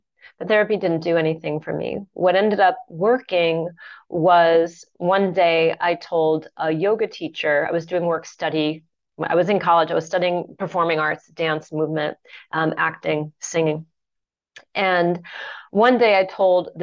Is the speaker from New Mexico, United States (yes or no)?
yes; Santa Fe, New Mexico, United States; I grew up in Santa Fe, New Mexico, off the grid in a solar home